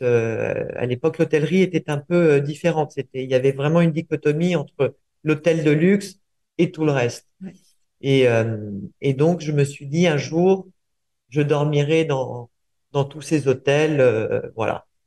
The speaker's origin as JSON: {"language": "French", "region": "Buenos Aires", "country": "Argentina", "tie": "born or raised there", "also_born_or_lived": "Uruguay", "moved": "yes", "said": "je suis né en Uruguay, j'ai grandi en Argentine"}